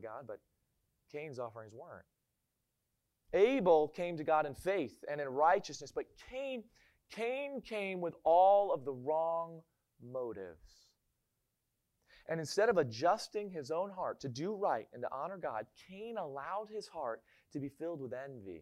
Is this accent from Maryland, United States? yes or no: yes; Maryland, United States; moved away; I'm from Maryland. And in Maryland, we all say that we don't have an accent.